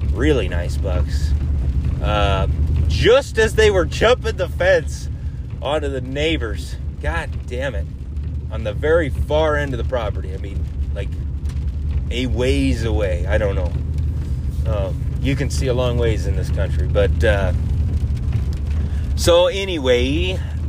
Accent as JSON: {"language": "English", "country": "United States", "said": "I'm an American"}